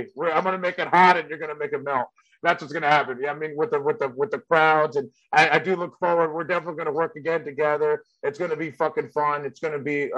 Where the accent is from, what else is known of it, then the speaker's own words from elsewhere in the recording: San Carlos, California, United States; English is a second language; the suburb I grew up in San Carlos, California